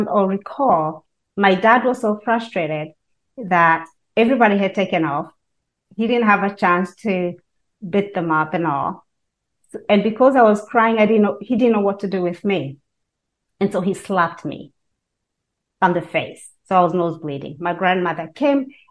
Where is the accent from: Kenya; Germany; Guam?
Kenya; now in United States; I was born and raised in Kenya